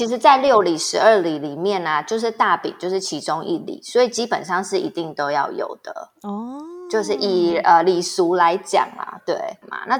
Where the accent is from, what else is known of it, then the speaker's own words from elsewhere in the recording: Tainan, Taiwan; 我台南人很多习俗，因为大家坊间就会觉得南部人很多习俗嘛。但是，but 我们家都没有